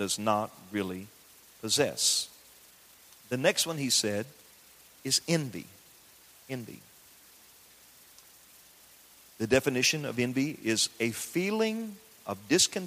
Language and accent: English; the South, United States; I grew up in the South. I grew up in the country.